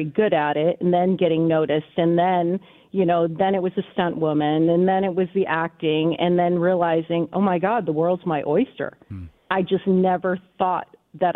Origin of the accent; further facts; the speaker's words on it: United States; I was born in the States